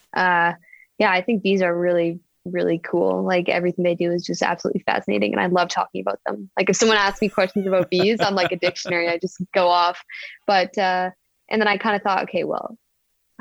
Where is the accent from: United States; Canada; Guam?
Canada; moved away as an adult; I grew up in Canada